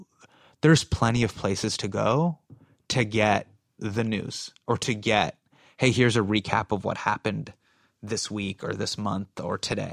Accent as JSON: {"language": "English", "country": "United States", "tie": "born or raised there", "said": "And, you know, I felt this way growing up in America. Like, I've always felt like an insider and an outsider at the same time."}